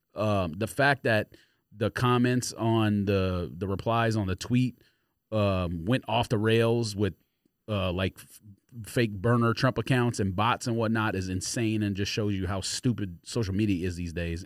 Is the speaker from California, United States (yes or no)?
yes; Los Angeles, California, United States; I grew up in Los Angeles